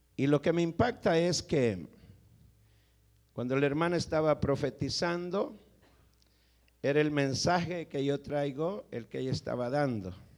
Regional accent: El Salvador; vengo del Salvador

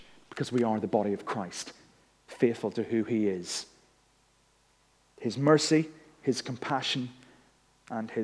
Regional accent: Northern Ireland, United Kingdom; moved away as an adult; we went back home to Northern Ireland. Some people knew that because they could tell that my accent had been recharged.

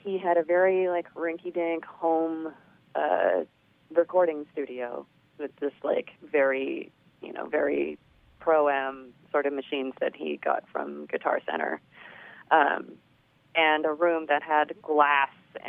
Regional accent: Los Angeles, California, United States; I grew up in the San Gabriel Valley of Los Angeles, which is super, super Asian.

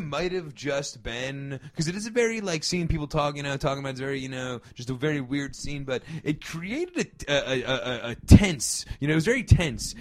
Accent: New Jersey, United States; growing up in Jersey

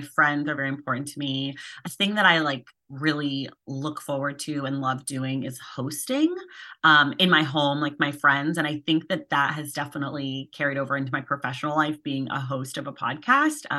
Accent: Oakland, California, United States; now in Los Angeles, United States; I'm a California native, though I'm from Oakland, which is in the Bay Area

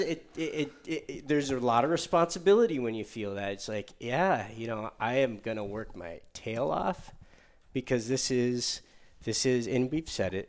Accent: Michigan, United States; Michigan, my home state

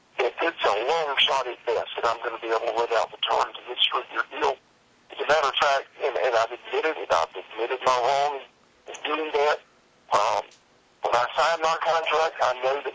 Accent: Columbia, South Carolina, United States; my hometown of Columbia, South Carolina

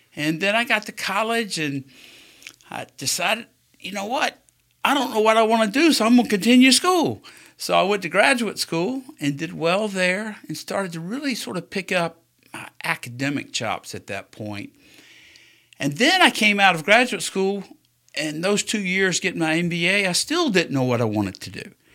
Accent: South Carolina, United States; now in Alabama, United States; I grew up in South Carolina the first part of my life.

